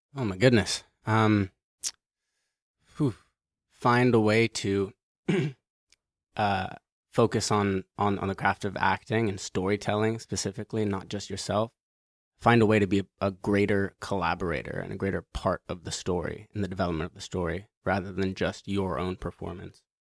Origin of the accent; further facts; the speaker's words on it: New York, United States; growing up in New York